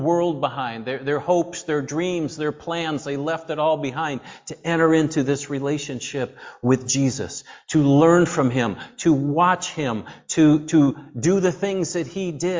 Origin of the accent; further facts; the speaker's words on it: upstate New York, United States; moved away as an adult; also born or lived in Ohio; we're from New York, right? We're from upstate New York